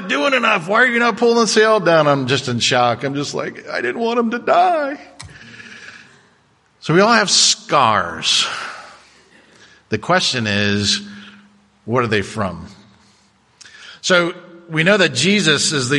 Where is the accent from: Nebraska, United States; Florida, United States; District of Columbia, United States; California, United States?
Florida, United States; Cocoa Beach; growing up in Cocoa Beach